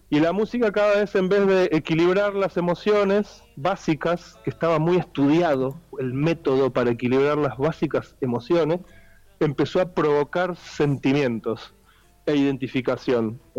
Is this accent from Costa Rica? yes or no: no; Argentina; tengo una cosa muy fuerte con mi tierra, mi familia, mis abuelos, mis bisabuelos, mis vecinos, mi ciudad, hmm. las otras ciudades, mis otras ciudades